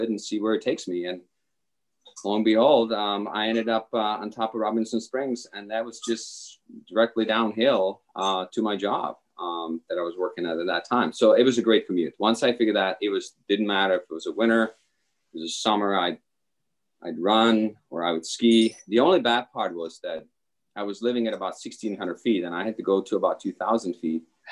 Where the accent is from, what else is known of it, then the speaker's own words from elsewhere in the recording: Czechia; English is a second language; moved away as an adult; also born or lived in Michigan, United States; now in Stowe, United States; I am actually originally from the Czech Republic. I've come to the United States in the early 90s, and tennis was really what brought me over.